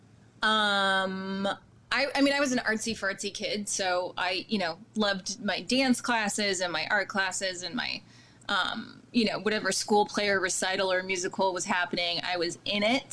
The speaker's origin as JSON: {"language": "English", "town": "Toronto", "region": "Ontario", "country": "Canada", "tie": "born or raised there", "said": "I grew up in Toronto"}